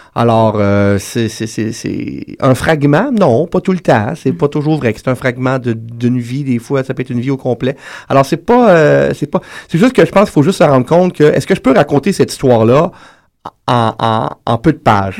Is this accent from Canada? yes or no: yes; Quebec, Canada; Je suis québécois